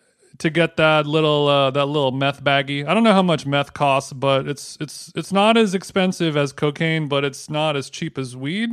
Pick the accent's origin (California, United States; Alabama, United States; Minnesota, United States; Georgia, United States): California, United States; Huntington Beach; I'm from Huntington.